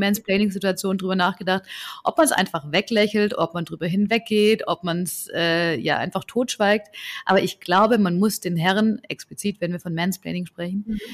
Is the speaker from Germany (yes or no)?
yes; Southern Germany, Germany; Dann sage ich, ja, aus, aus Süddeutschland